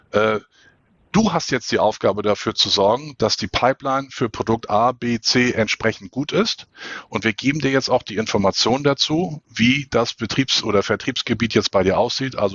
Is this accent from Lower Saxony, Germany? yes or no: no; Hamburg, Germany; Ich als Hamburger, ich leide da so ein bisschen drunter.